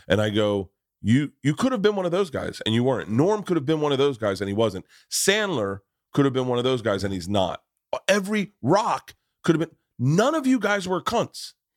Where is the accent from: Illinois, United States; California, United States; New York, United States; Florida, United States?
Florida, United States; Tampa; moved away; I grew up in Tampa.